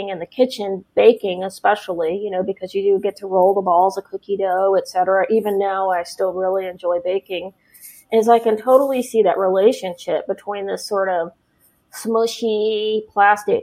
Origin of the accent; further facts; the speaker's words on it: Oklahoma, United States; moved away as an adult; also born or lived in San Diego, California; now in Tennessee, United States; I grew up in Oklahoma, born and raised in Oklahoma.